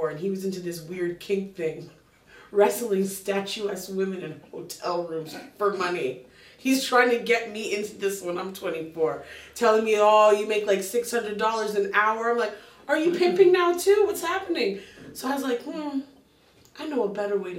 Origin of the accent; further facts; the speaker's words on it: Canada; I'm a Canadian across the ocean